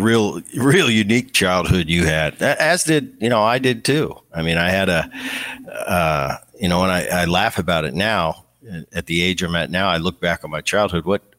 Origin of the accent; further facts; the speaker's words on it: Seattle, Washington, United States; I was out after a game in Seattle in my hometown